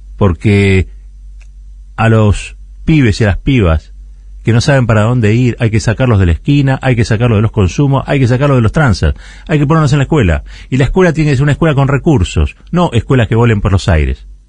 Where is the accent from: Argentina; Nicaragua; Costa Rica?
Argentina; Nosotros que venimos del país del Cordobazo, del 17 de octubre